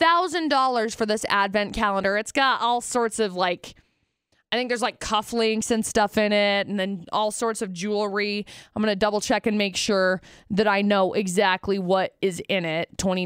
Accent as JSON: {"language": "English", "region": "Utah", "country": "United States", "tie": "born or raised there", "said": "Growing up in Utah"}